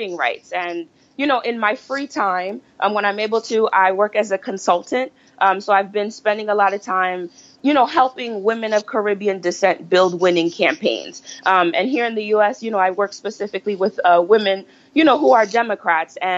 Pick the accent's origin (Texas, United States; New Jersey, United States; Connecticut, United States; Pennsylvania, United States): New Jersey, United States; moved away as an adult; now in Washington, D.C., United States; I was born and raised here in the U.S., by way of New Jersey, and I currently live in the D.C. metro area